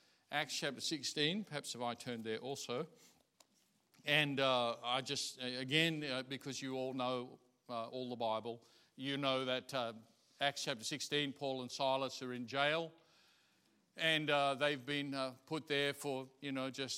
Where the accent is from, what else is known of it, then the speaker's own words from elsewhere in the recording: Australia; I'm Australian. I love this place. I see other places, but I'm of this place